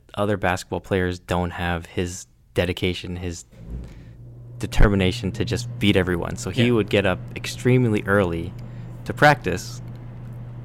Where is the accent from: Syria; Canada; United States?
Canada; we're Canadian